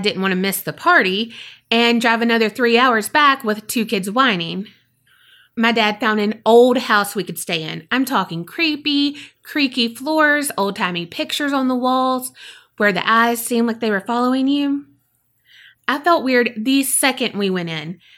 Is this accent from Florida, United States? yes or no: yes; South Florida, United States; I grew up in South Florida, and we would take trips to the Keys pretty often.